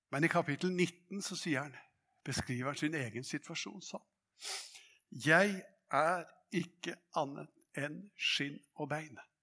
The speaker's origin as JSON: {"language": "Norwegian", "area": "Hadeland", "region": "Innlandet", "country": "Norway", "tie": "born or raised there", "said": "på Hadeland der jeg vokste opp"}